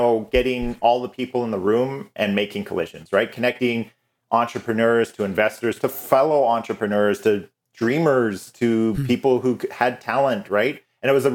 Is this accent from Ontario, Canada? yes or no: no; Calgary, Alberta, Canada; also born or lived in Vancouver; So I was born and raised in Calgary, but I'd moved to Vancouver for 4 glorious years of beautiful weather and beaches. And then I came back.